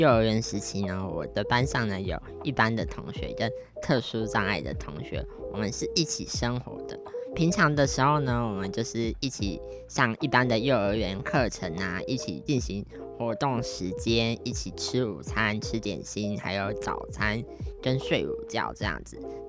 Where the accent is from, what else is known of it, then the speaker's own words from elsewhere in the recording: Taiwan; accent: Taiwanese Mandarin; 其实我以前是有点台湾国语的一个小朋友，就是可能从前我常常咖啡讲成咖黑啊，或者是一些语词啊讲的怪腔怪调的这样子。